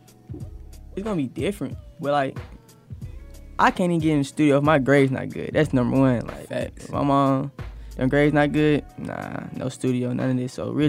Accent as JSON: {"language": "English", "town": "Decatur", "region": "Georgia", "country": "United States", "said": "I'm from Atlanta, Georgia."}